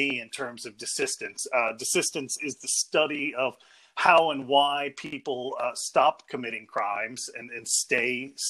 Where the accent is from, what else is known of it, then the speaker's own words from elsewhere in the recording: downstate Illinois, United States; moved away as an adult; also born or lived in Liverpool, United Kingdom / New York, United States / Cambridge, United Kingdom / Manchester, United Kingdom; now in Belfast, United Kingdom; I come from what's sometimes called flyover country between the two coasts, so from downstate Illinois